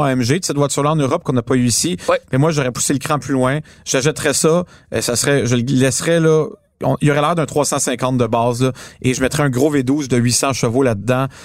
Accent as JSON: {"language": "French", "town": "Montreal", "region": "Quebec", "country": "Canada", "said": "on est des Montréalais"}